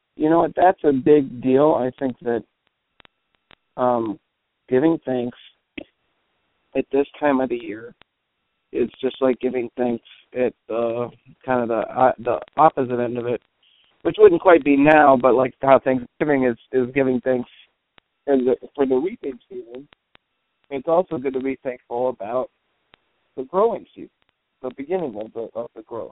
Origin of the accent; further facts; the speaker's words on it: Cleveland, Ohio, United States; moved away; also born or lived in Vermont / New Orleans; I grew up in Cleveland